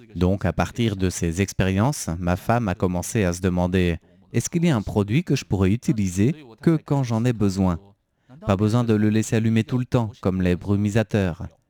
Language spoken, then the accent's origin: French; Taipei, Taiwan; viens de euh, Taipei. Je suis un authentique euh, taipéien depuis la naissance